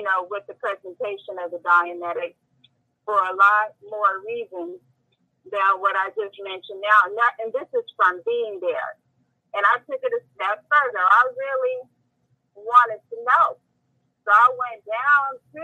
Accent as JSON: {"language": "English", "region": "West Coast", "country": "United States", "said": "I'm from the West Coast"}